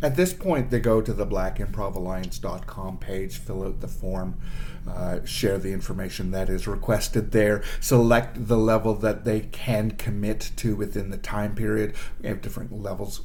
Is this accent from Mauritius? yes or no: no; Toronto, Ontario, Canada; moved away as an adult; now in Ottawa, Canada; I moved from Toronto, which is born and and raised